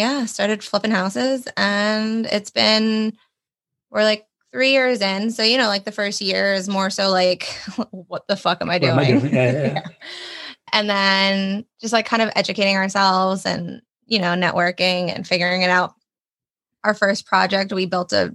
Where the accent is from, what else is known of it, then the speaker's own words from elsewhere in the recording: New Jersey, United States; also born or lived in Orlando, Florida; I'm born and raised in Jersey. Lived here all my life.